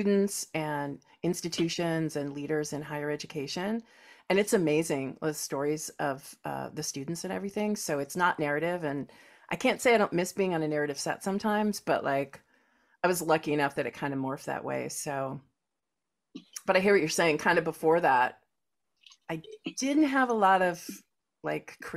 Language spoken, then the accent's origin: English; Los Angeles, California, United States; accent: California; I have a California accent